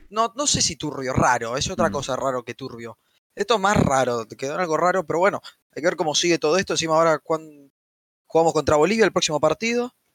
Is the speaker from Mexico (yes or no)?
no; Argentina; desde mi punto de vista como argentino